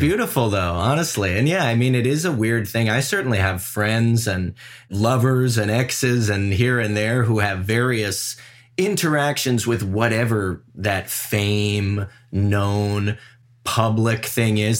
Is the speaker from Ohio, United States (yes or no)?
yes; Cleveland, Ohio, United States; also born or lived in Los Angeles, United States; now in New York City, United States; I grew up with Leah in Cleveland, Ohio